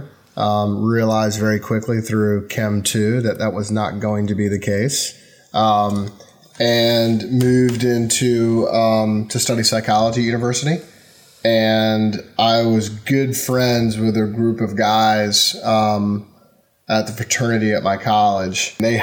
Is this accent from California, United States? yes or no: no; North Carolina, United States; moved away as an adult; also born or lived in Miami, Florida; I'm a kid from North Carolina, which is in the South in the U.S.